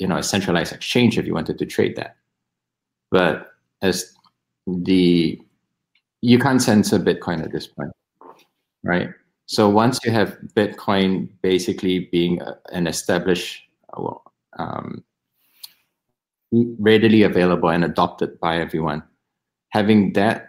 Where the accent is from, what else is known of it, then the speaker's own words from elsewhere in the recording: Singapore; I'm Singaporean